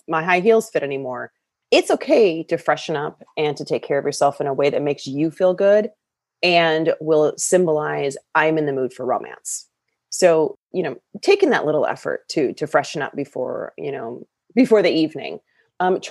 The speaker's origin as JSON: {"language": "English", "region": "Michigan", "country": "United States", "tie": "born or raised there", "moved": "as an adult", "lives_now": "California, United States", "said": "I'm from Michigan, raised with very Midwest values, Midwest lifestyle"}